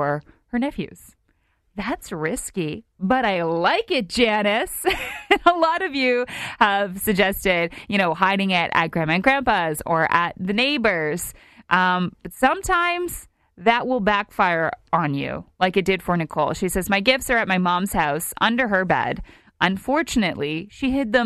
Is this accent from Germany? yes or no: no; Canada; our Canadians